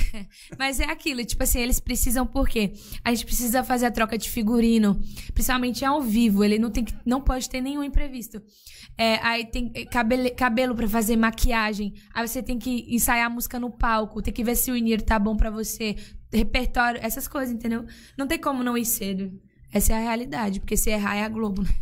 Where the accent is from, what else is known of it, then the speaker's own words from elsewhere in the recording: Northeast Brazil, Brazil; moved away; eu nasci no Nordeste eu ouvia o que tocava no Nordeste